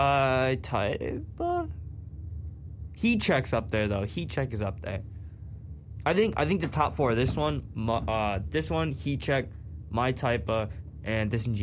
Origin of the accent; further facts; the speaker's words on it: Rhode Island, United States; Ours in Rhode Island